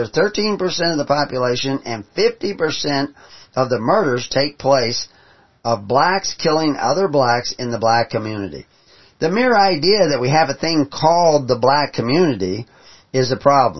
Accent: the South, United States; moved away; also born or lived in San Francisco / Minneapolis / Boston; I grew up in the South

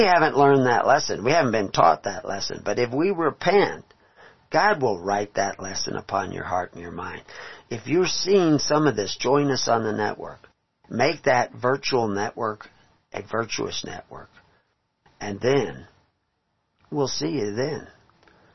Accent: Texas, United States; moved away; I was from Texas

